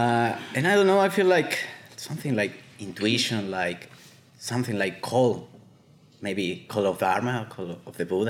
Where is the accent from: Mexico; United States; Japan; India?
Mexico; I'm from Mexico.